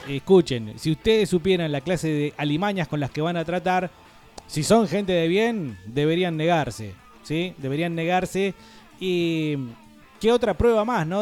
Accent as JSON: {"language": "Spanish", "country": "Argentina", "said": "como nosotros diríamos en la Argentina"}